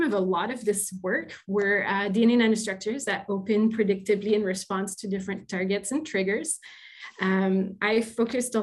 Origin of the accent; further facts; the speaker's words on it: Quebec, Canada; first language French; English is a second language; now in Hamilton, Canada; I'm originally from Quebec. I'm probably a French-speaking person